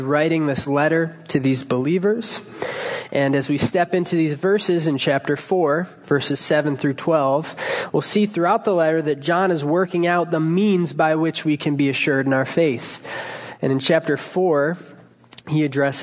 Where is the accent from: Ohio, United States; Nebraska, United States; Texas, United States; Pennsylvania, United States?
Ohio, United States; Cleveland; I hail from Cleveland, Ohio